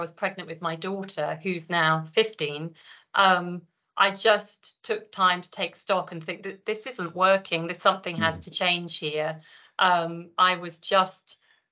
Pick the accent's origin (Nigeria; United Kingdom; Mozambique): United Kingdom; London; moved away as an adult; now in Scotland, United Kingdom; I'm a Londoner who moved to Scotland some 25 years ago, but I still haven't picked up the accent